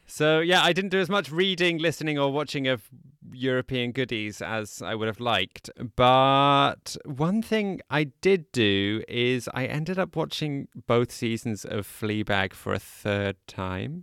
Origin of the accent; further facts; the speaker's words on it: United Kingdom; I'm British